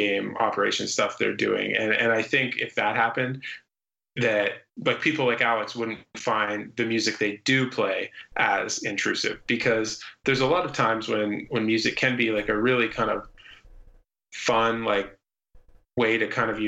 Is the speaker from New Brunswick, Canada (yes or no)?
no; London, Ontario, Canada; we grew up in London, Ontario.